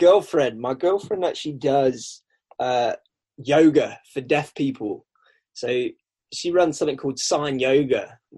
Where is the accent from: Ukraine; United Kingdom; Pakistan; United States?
United Kingdom; England; accent: South African; Yeah, it's a twang of South African. My parents are South African. So I mean, I was born in England